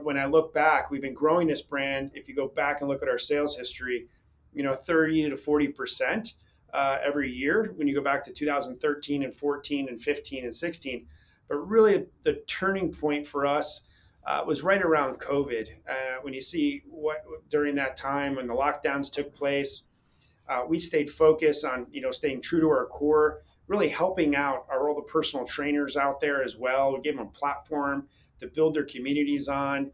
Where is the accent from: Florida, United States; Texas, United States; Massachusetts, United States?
Florida, United States; north of Tampa; also born or lived in Newburgh, New York / Boca Raton, Florida; I grew up in north of Tampa